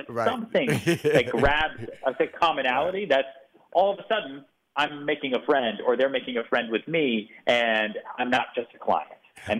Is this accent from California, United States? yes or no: no; Houston, Texas, United States; born there; Oh, man. I was born in Houston, Texas.